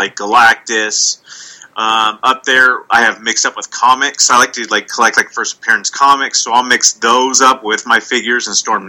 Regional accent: Long Beach and Bakersfield, California, United States; moved away; I grew up in Long Beach and Bakersfield, California. Those are the two places I lived

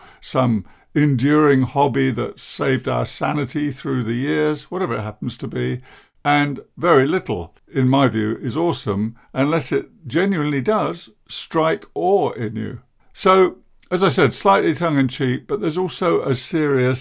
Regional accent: England, United Kingdom; I'm English

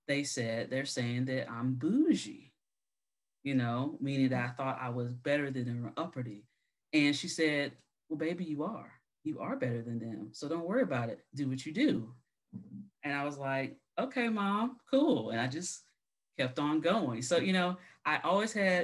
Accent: South Carolina, United States; I'm from South Carolina, so I am in the South

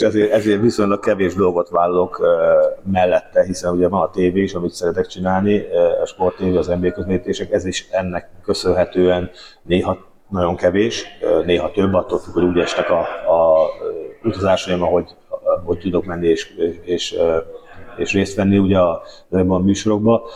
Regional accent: Hungary; magyarként mindig is érdekelt az, hogy mi történik itthon

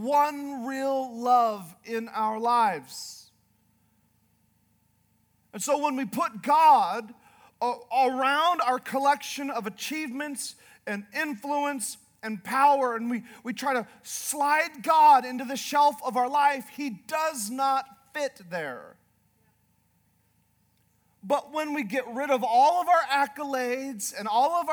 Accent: Northern Canada, Canada; now in Idaho, United States; I'm from Canada. I'm from Northern Canada.

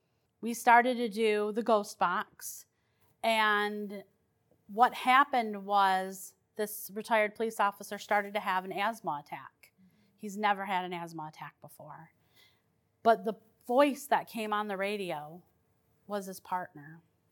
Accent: Detroit, Michigan, United States; The house that I grew up in Detroit was haunted.

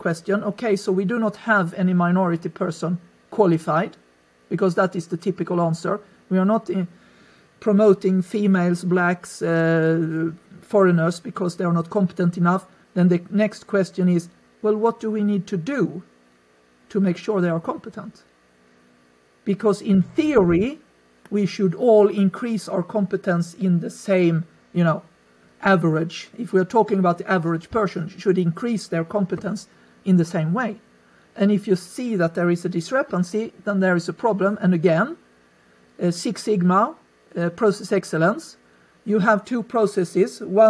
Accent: Sweden; Growing up for me was peaceful, is the word I can use. Very middle class, very white.

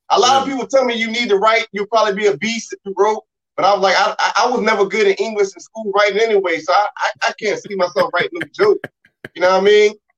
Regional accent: Virginia, United States; I'm from Virginia, man. I'm over here in Portsmouth, man.

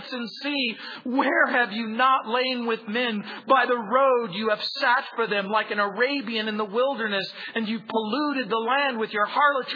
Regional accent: Southern California, United States; also born or lived in New Orleans, Louisiana / San Francisco; I was born in New Orleans. I was raised in Southern California

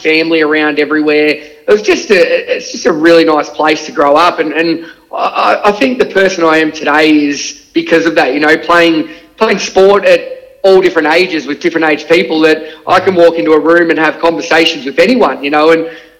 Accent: Shepparton, Victoria, Australia; moved away as an adult; now in Melbourne, Australia; but I've obviously moved on now and live in Melbourne, down Bayside, which is really nice as well. But growing up in Shepparton was amazing.

